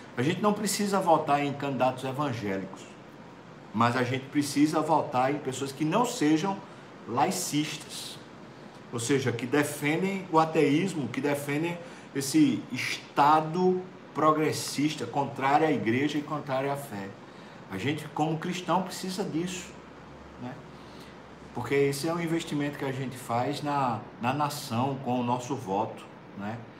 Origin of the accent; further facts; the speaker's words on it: Recife, Pernambuco, Brazil; do Recife, especialmente, a minha terra